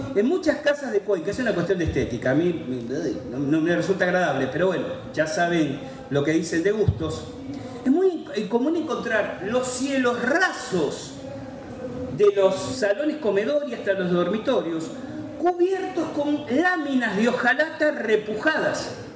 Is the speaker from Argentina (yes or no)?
yes; Argentina; Somos argentinos